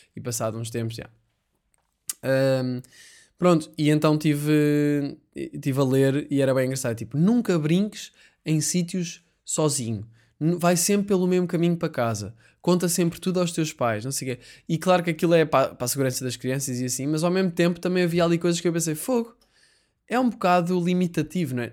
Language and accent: Portuguese; Portugal; sou português